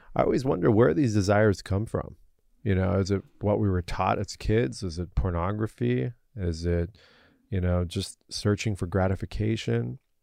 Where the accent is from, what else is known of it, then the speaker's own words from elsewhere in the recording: United States; I was born and raised here as an American